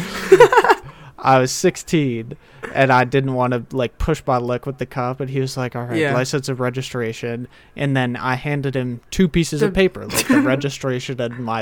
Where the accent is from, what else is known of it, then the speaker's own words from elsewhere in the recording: Bel Air, Maryland, United States; my hometown. Don't want to, well, I'll say it. It's Bel Air, Maryland